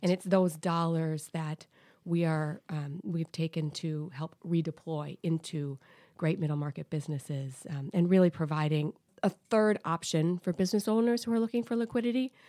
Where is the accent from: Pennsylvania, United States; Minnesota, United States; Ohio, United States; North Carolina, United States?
Minnesota, United States; Saint Paul; So, I grew up in Saint Paul, Minnesota.